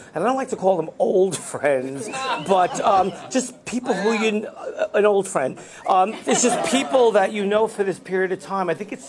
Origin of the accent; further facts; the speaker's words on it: New York City, New York, United States; I grew up in Brooklyn. I mostly grew up with my mom.